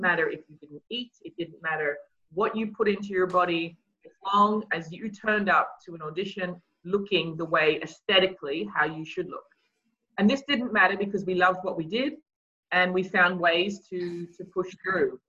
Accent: Australia; moved away; I grew up in Australia

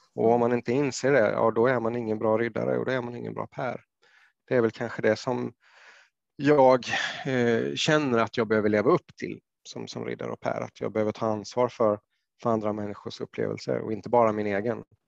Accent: Jönköping, Jönköping County, Sweden; i Jönköping där jag växte upp

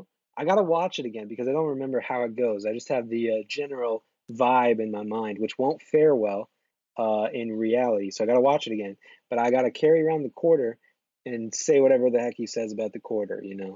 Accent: New York City, New York, United States; I'm lifelong New Yorker over here.

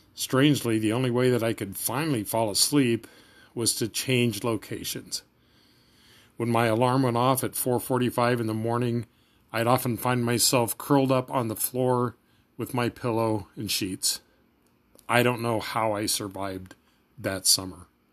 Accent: Kansas, United States; moved away as an adult; also born or lived in Minnesota; I moved back home to Kansas for the summer and got a three-month job on a construction crew

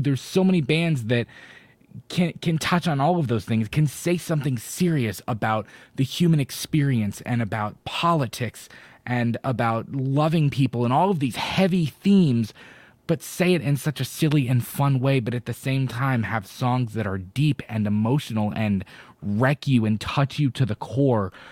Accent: Florida, United States; I'm from Florida

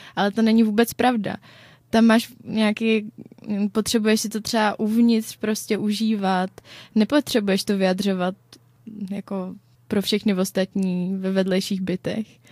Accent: Czechia; my Češi

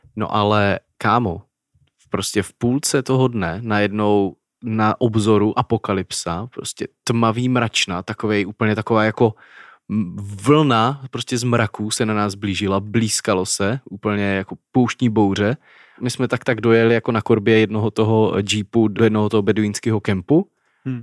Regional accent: Czechia; Czech Republic.

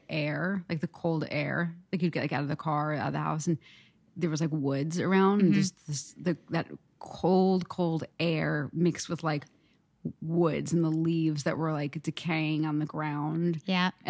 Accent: New Jersey, United States; moved away; also born or lived in New York; In New Jersey, you know, but just like, yeah, like in the suburbs

